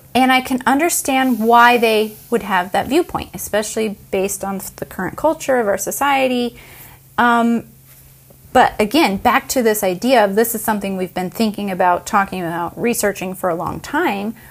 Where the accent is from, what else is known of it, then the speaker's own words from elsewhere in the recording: United States; I grew up in America